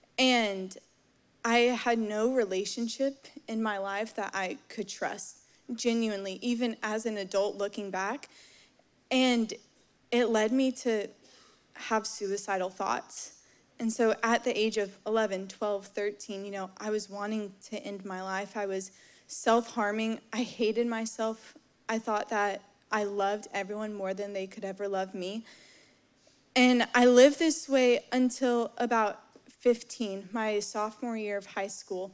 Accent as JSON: {"language": "English", "town": "Dallas", "region": "Texas", "country": "United States", "moved": "yes", "said": "I'm originally from Dallas, Texas, grew up in the church"}